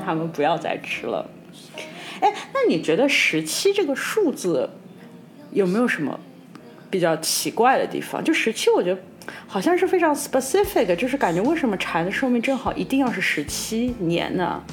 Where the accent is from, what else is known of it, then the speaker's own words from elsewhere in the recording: China; 成长在中国